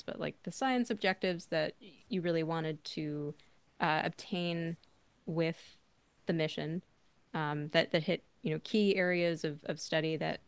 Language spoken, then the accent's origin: English; Arizona, United States; I grew up in Arizona